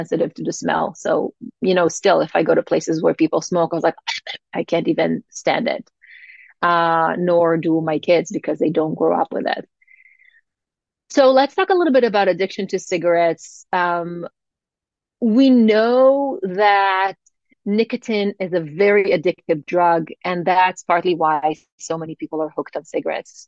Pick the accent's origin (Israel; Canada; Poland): Israel; growing up in Israel